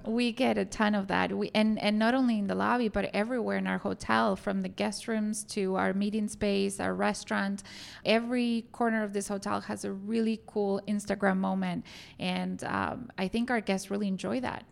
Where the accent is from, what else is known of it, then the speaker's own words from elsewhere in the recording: Argentina; moved away as an adult; also born or lived in New Orleans; now in Chicago, United States; I'm originally from Argentina, so I went to school there. I went to college and started working for a couple of hotels in downtown Buenos Aires